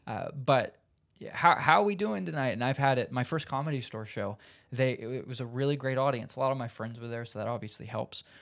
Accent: Indiana, United States; moved away as an adult; now in Los Angeles, United States; I'm from Indiana

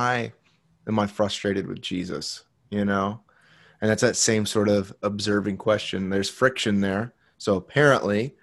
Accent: United States; I was born in the United States to a pastor.

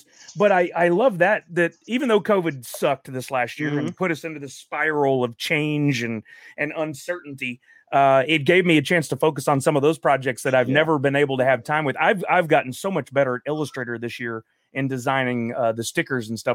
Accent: South Houston, Texas, United States; moved away as an adult; I went to South Houston High School. I grew up down there

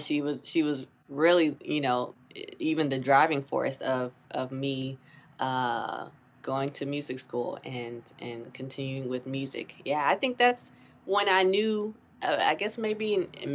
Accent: North Carolina, United States; moved away as an adult; also born or lived in Boston; now in New York City, United States; I grew up in North Carolina

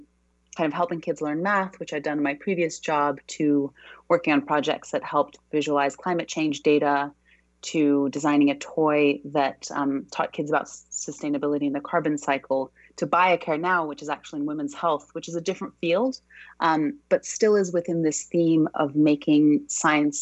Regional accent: Brazil; also born or lived in Australia / United States / New York; now in London, United Kingdom; I'm originally from Brazil, but I've kind of lived all over the world. I've spent a long time living in Australia, a long time in the US, and now I actually live in London

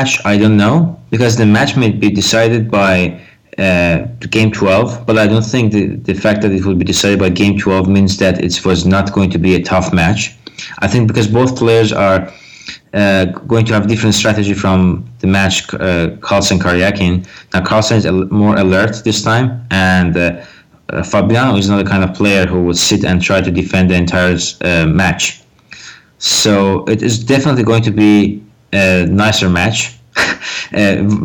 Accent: United States; I'm an American

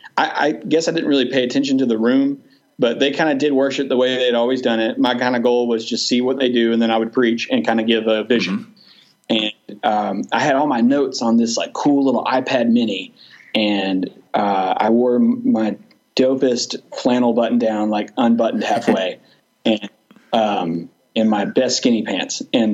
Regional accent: Douglasville, Georgia, United States; now in Villa Rica, United States; I grew up in Douglasville, which is right next to Villarrica.

